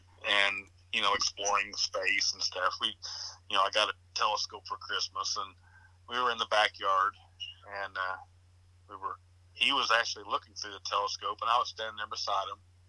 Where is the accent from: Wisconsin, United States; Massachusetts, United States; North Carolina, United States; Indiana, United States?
Indiana, United States; Edinburgh; No, we grew up in Edinburgh.